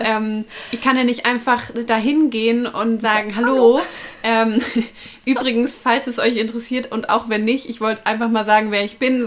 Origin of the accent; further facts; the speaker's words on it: neighbouring town of Nuremberg, Bavaria, Germany; ich komme ja aus der Nachbarstadt